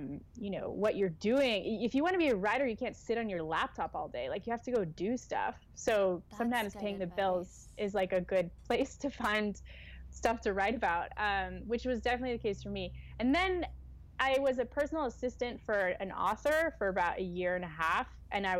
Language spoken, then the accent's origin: English; United States; moved away as an adult; now in London, United Kingdom; being an American in a different country